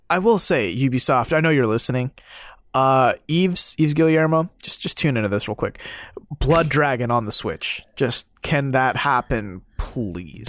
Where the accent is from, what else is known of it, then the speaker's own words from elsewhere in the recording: near Pyeongchang, Gangwon, South Korea; moved away; so close to my hometown